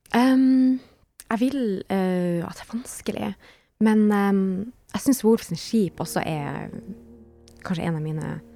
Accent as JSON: {"language": "Norwegian", "town": "Harstad", "region": "Troms", "country": "Norway", "also_born_or_lived": "Berlin", "said": "Jeg er en artist fra Nord-Norge, nærmere bestemt Harstad"}